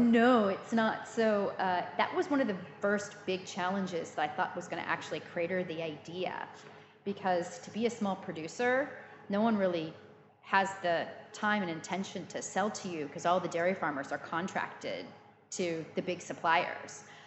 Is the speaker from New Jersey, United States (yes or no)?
no; Central Valley, California, United States; moved away as an adult; also born or lived in Illinois, United States / South London, United Kingdom; now in London, United Kingdom; I grew up in Illinois, but I spent my, you know, uh, child later childhood and teen years in a community in the Central Valley